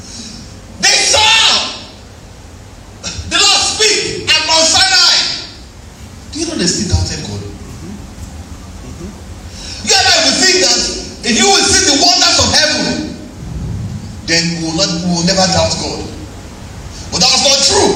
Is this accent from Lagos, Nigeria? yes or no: no; Ilorin, Kwara, Nigeria; You know, I grew up in Ilorin. When I first got to Ilorin